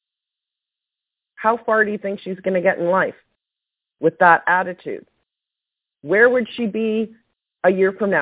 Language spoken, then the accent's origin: English; Canada; I'm Canadian